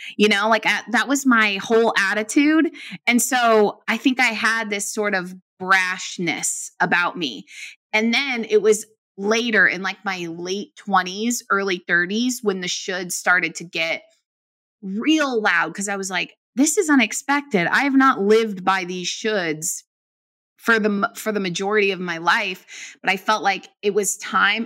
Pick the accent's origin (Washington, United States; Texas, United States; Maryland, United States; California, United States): California, United States; Bay Area; I'm from the Bay Area